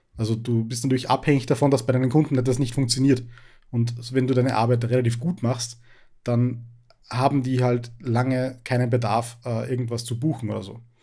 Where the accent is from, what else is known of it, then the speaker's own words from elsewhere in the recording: Upper Austria, Austria; ich bin äh, auch aus Oberösterreich. Äh, ich wohne in der Nähe von Linz.